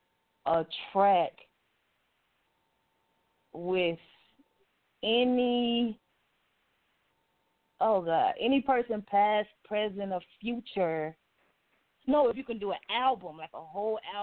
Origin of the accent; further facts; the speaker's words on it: the South, United States; I'm just a country girl. I'm from the South.